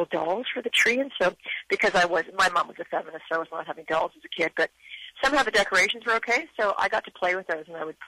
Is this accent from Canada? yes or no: yes; Canada; we don't celebrate up here in Canada